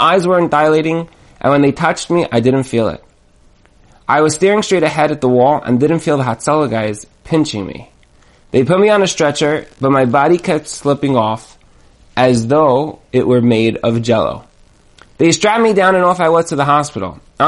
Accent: Brooklyn, New York, United States; To me, these signs blended right into the background with the other signs hanging up around my hometown of Brooklyn, New York.

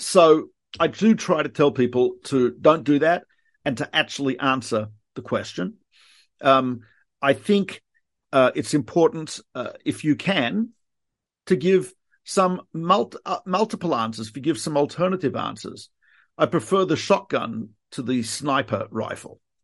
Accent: Melbourne, Victoria, Australia; moved away; I am from Melbourne, Australia

